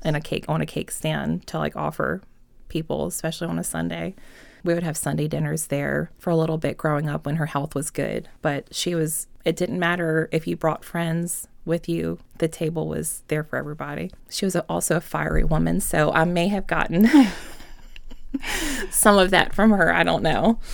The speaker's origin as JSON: {"language": "English", "town": "Enon", "region": "Virginia", "country": "United States", "tie": "born or raised there", "said": "I grew up in Enon, so it's like right outside of Chester, um, between like Chester and Hopewell, like right on the river."}